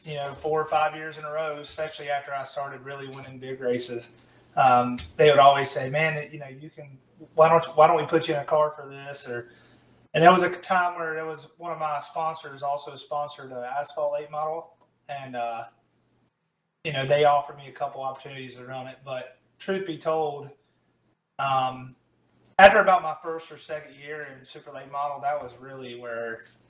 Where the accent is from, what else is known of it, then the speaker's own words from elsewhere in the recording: Charlotte, North Carolina, United States; growing up in Charlotte